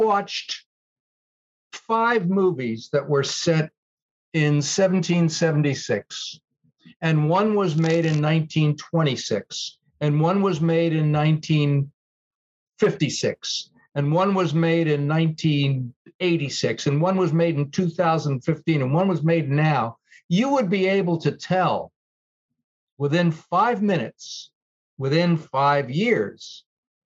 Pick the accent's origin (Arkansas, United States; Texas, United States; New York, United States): New York, United States; I grew up in post-war New York